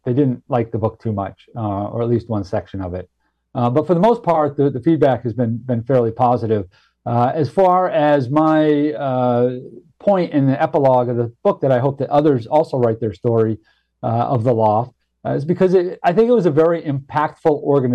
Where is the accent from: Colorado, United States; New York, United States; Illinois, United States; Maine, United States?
Maine, United States; moved away; also born or lived in Boston; where I grew up in Maine and what technology I had available to me and how I sort of made the journey from rural backwoods dirt farming Maine